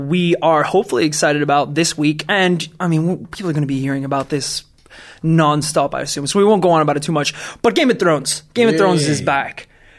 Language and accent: English; Wales, United Kingdom; Hi, I'm Welsh.